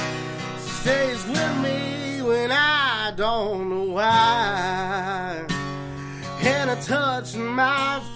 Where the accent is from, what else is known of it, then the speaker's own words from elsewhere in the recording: Belfry, Kentucky, United States; also born or lived in Martin County, Kentucky / Blackberry, Kentucky; I'm from Martin County, Kentucky, originally from Belfry, Kentucky